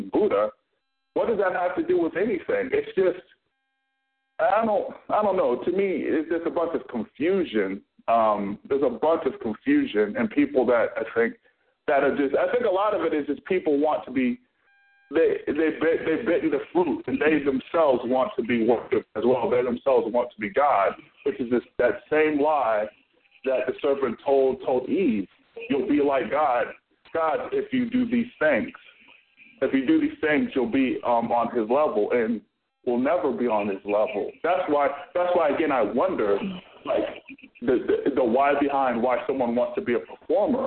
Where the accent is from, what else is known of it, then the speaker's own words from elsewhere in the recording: Florida, United States; I'm from Florida